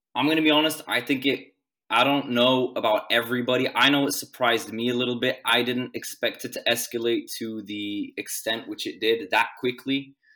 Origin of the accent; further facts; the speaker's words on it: Sweden; moved away as an adult; now in Gdańsk, Poland; I moved here from Sweden, which is where I, I'm born and I was, I lived my whole life.